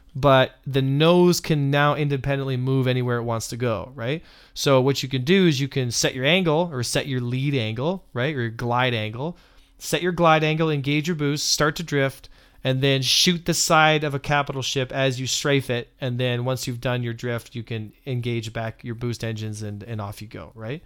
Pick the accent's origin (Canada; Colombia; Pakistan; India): Canada; I'm Canadian